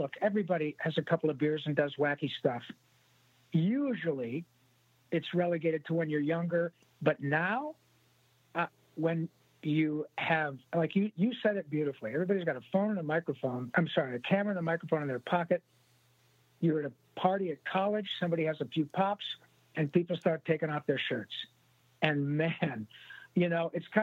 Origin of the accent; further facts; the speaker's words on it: Michigan, United States; also born or lived in Livonia, Michigan / Dearborn, Michigan / Rochester, Michigan / Grand Blanc, Michigan; I was born in Livonia and lived in Dearborn, Rochester, went to high school in Grand Blanc. And as they say, pure Michigan